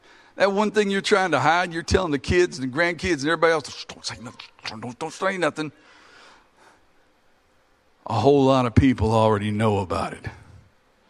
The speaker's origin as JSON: {"language": "English", "region": "Kentucky", "country": "United States", "said": "We're all from Kentucky"}